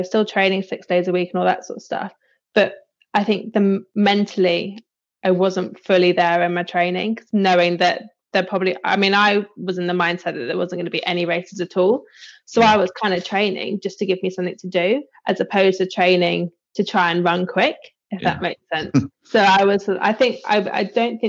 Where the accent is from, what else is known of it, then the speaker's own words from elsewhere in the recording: Bristol, South West England, United Kingdom; moved away as an adult; also born or lived in Loughborough; now in Frome, United Kingdom; I'm from Bristol originally, and then came down Somerset way once I finished